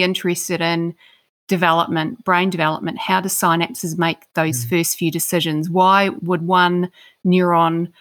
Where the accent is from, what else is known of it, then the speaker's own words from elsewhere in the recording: Christchurch, Canterbury, New Zealand; moved away; I grew up in Christchurch, New Zealand